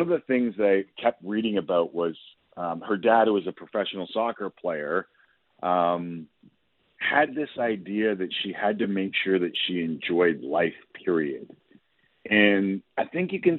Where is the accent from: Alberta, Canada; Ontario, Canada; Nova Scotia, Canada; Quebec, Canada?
Ontario, Canada; Toronto; growing up in Toronto